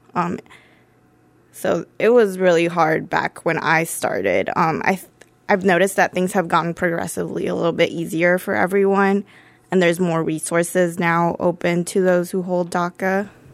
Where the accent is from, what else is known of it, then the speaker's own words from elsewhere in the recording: Dublin, Ohio, United States; I grew up in Dublin, Ohio